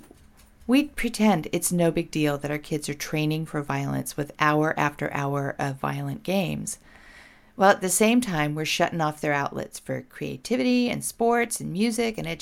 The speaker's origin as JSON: {"language": "English", "town": "Portland", "region": "Oregon", "country": "United States", "said": "here in my home state, Portland, Oregon"}